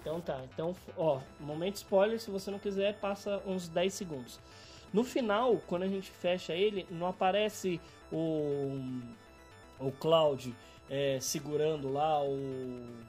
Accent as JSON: {"language": "Portuguese", "town": "Campinas", "region": "São Paulo", "country": "Brazil", "tie": "born or raised there", "also_born_or_lived": "São Bernardo do Campo", "said": "agora estou morando no interior de São Paulo, em Campinas. Foi lá que nasci"}